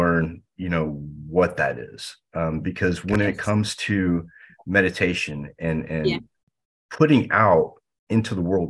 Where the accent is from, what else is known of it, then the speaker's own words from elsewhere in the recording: United States; especially as an American, you know, living in the US